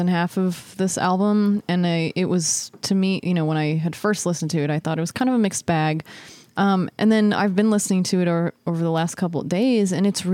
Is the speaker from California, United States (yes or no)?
yes; California, United States; I'm from California